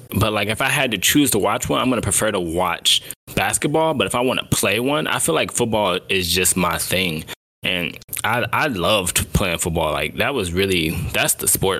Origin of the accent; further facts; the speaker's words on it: Cleveland, Ohio, United States; we're from Cleveland.